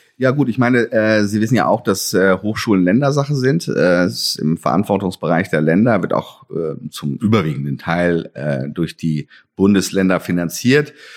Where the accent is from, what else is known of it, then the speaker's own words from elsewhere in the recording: West Germany, Germany; now in Halle, Germany; dass ich ja ein Wessi bin und nicht hier ähm, aufgewachsen